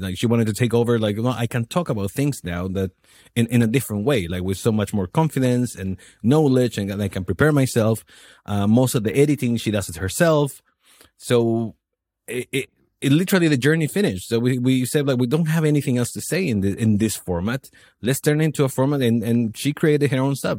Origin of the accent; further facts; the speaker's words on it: Chile; moved away as an adult; also born or lived in New Zealand / Australia / Miami; now in Poland; I'm, I'm from Chile. I left the country when I was twenty